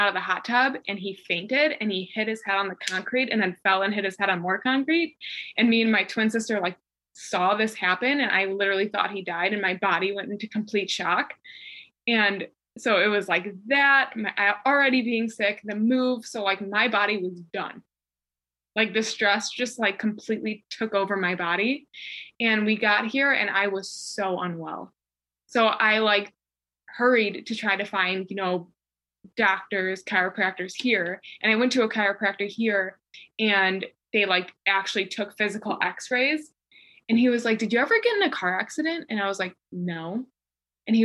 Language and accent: English; Chicago, Illinois, United States; moved away as an adult; now in North Carolina; I moved from Chicago to North Carolina. And it was just like the first time I ever moved away from home. So it was like moving away from home the first time, like states away from my family